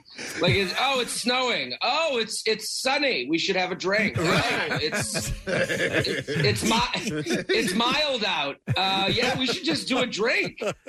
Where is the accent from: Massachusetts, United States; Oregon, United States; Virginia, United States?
Massachusetts, United States; Boston; I'm from Boston